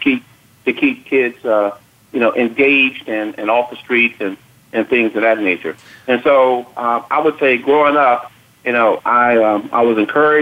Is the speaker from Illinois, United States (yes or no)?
yes; Chicago, Illinois, United States; Growing up on the South Side of Chicago